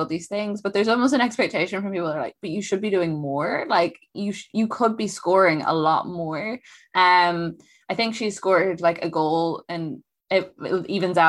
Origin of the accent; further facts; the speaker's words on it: Ireland; I come from Ireland.